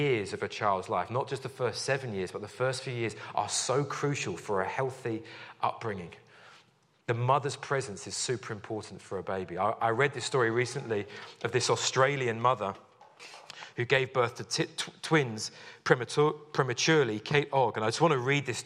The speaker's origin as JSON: {"language": "English", "region": "London", "country": "United Kingdom", "tie": "born or raised there", "said": "I grew up in West London"}